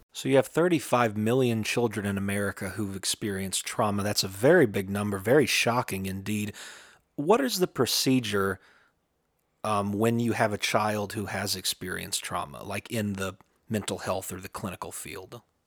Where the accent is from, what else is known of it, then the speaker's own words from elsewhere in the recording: southeastern Kentucky, United States; in my hometown, in my home area in southeastern Kentucky near the Appalachian Mountains